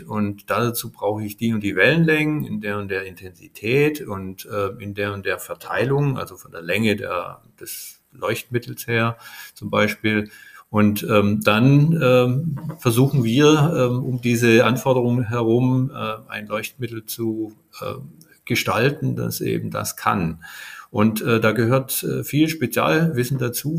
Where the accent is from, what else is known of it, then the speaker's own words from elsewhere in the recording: Stuttgart, Baden-Württemberg, Germany; moved away as an adult; also born or lived in United States; Ich bin ähm, in Stuttgart geboren